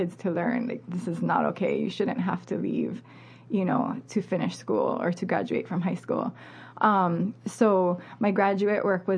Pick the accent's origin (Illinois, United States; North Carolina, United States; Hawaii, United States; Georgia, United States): Hawaii, United States; Molokai; I grew up on Molokai with, you know, this kind of closed community